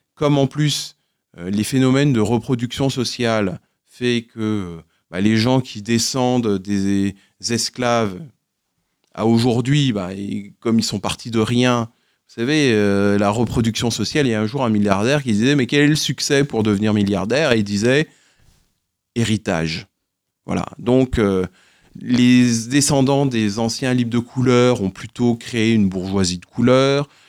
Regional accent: Guadeloupe; je suis originaire de Guadeloupe

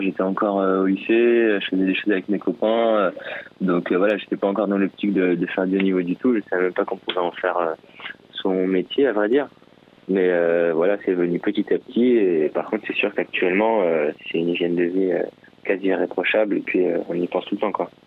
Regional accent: Chambourcy, Île-de-France, France; J'ai grandi dans les Yvelines, à chamboursé exactement

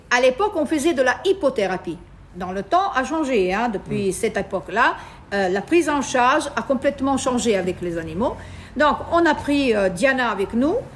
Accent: Italy; now in Tunisia; Bien sûr, je suis italienne, donc j'étais reconnue par euh, les Italiens.

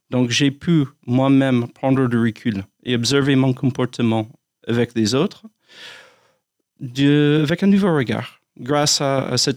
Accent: United States; French is a second language; moved away as an adult; now in France; Je suis américain.

